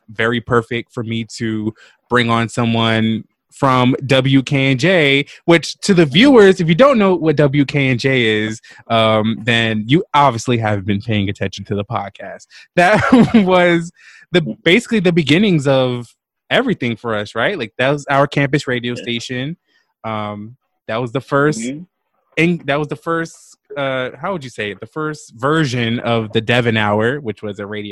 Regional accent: Jersey City, New Jersey, United States; I'm just from Jersey City.

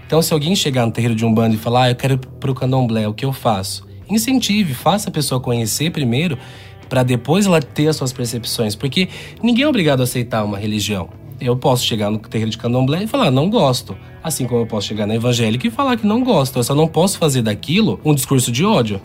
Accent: Valinhos, São Paulo, Brazil; Sou nascido em Valinhos

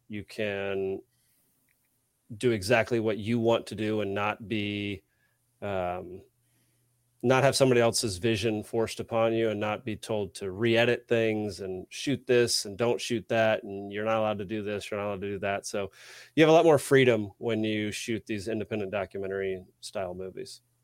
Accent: Texas, United States; also born or lived in Savannah, Georgia; now in Atlanta, United States; I grew up in Texas, super Republican

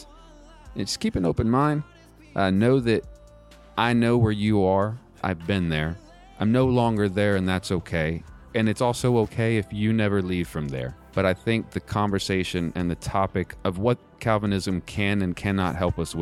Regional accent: Texas, United States; moved away; I'm also from Texas

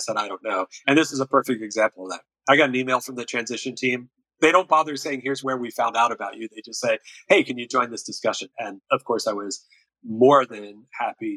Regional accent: Durango, Colorado, United States; my hometown, Durango, Colorado

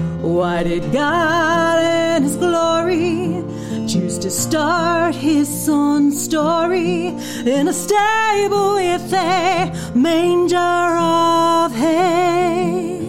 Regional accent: Mississippi, United States; also born or lived in Utah; I came from Mississippi. Mm-hmm. To Utah

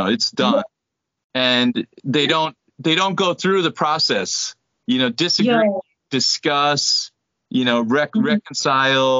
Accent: United States; my wife is Korean, I'm American

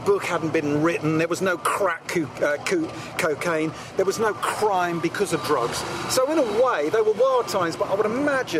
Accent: Salford, North West England, United Kingdom; I'm a kid from Salford.

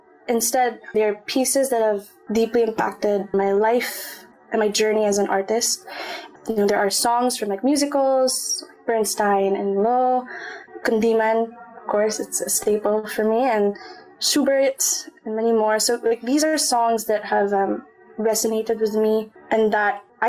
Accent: Calamba, Calabarzon, Philippines; moved away as an adult; now in Singapore; we're both from Calamba

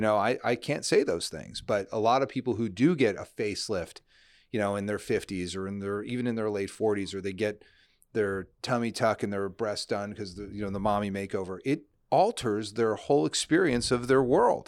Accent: New Jersey, United States; moved away as an adult; also born or lived in Nashville / New York; grew up in New Jersey

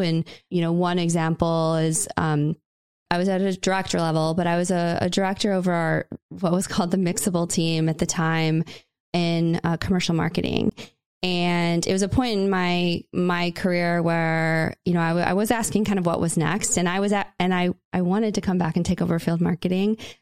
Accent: Indiana, United States; Indiana, which was my, my home state

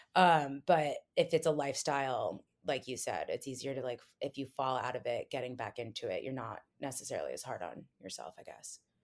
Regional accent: New Jersey, United States; now in New York City, United States; I'm from New Jersey, but I'm currently living in New York City.

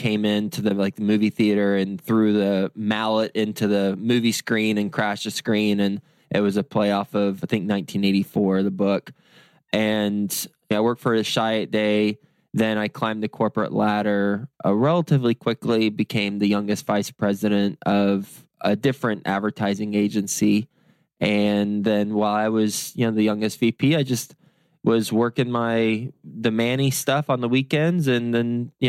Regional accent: Lubbock, Texas, United States; moved away as an adult; now in New York City, United States; I moved from Lubbock, Texas, so cows and cotton, to New York City, skyscrapers and no sun.

